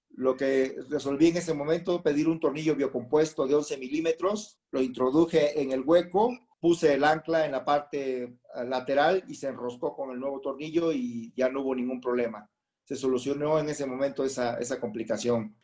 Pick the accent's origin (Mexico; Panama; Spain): Mexico; Puerto Escondido, Oaxaca; moved away as an adult; now in Mexico City, Mexico; soy nacido en la Ciudad de México y a la edad de nueve años nos fuimos a radicar a Puerto Escondido, Oaxaca